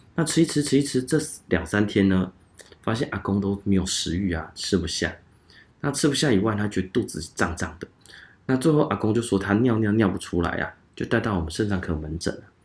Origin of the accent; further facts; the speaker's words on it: Changhua County, Taiwan; 我是彰化人